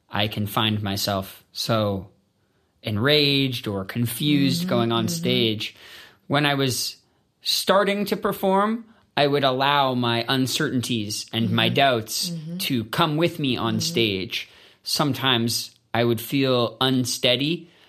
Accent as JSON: {"language": "English", "country": "Canada", "said": "And so being Canadian uh, taught me how to feel a part of something bigger."}